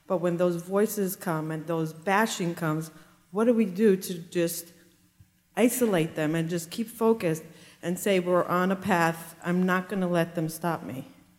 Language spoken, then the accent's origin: English; Israel; I grew up in Israel. I can relate to you.